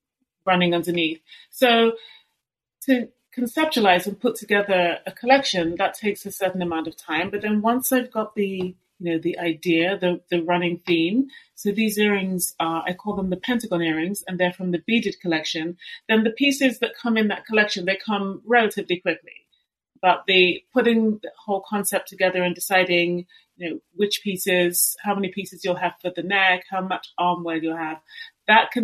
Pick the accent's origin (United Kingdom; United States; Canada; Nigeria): United Kingdom; London; I was born and raised in London